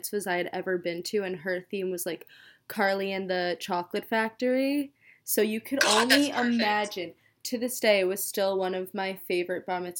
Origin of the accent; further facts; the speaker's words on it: Long Island, New York, United States; growing up in Long Island